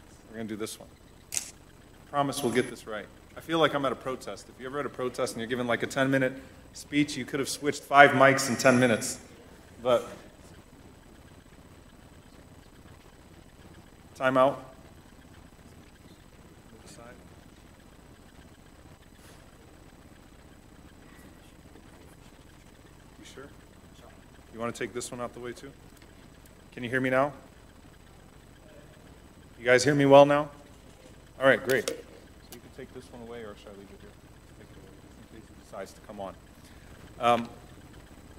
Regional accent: New Orleans, Louisiana, United States; I was born and raised in New Orleans

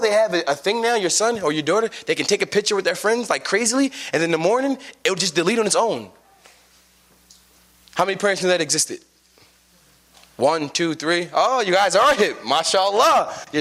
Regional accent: United States

